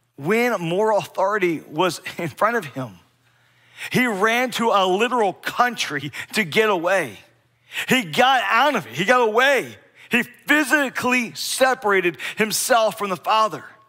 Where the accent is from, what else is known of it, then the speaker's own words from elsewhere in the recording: Bear, Delaware, United States; Growing up in Delaware, I, I grew up in a very small town, Bear, Delaware, B E A R, Bear.